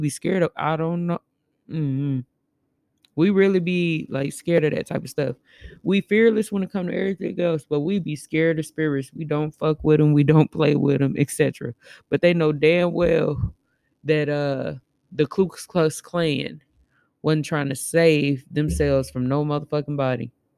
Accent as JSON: {"language": "English", "town": "Gary", "region": "Indiana", "country": "United States", "tie": "born or raised there", "also_born_or_lived": "Chicago / Elkhart", "said": "I was born in Chicago, raised in Gary, and raised in Elkhart, Indiana. And I done lived all over."}